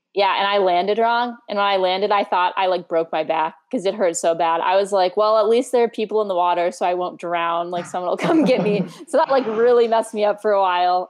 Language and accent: English; Scottsdale, Arizona, United States; I grew up in North Scottsdale with like a lot of land around